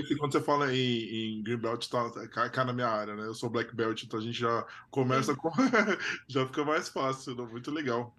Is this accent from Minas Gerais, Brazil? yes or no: no; Brasília, Federal District, Brazil; moved away as an adult; also born or lived in São Paulo; eu sou de Brasília